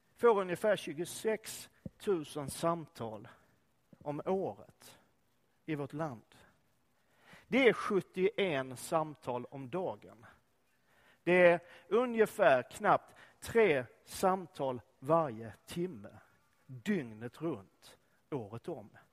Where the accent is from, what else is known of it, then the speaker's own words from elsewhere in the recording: Sweden; also born or lived in Öckerö / Lund / Enköping; Var jag än befinner mig i den här världen så är jag fortfarande svensk